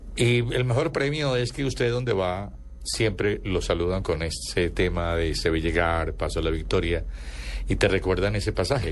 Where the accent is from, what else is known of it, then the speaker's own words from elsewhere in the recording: Antioquia, Colombia; yo era, yo soy antioqueño